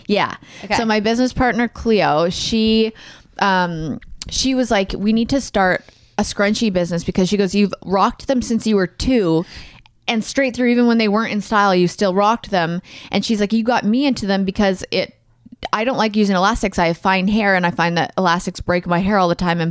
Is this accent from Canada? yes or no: yes; Alberta, Canada; where I grew up in Alberta and Canada, 18 was the legal drinking age.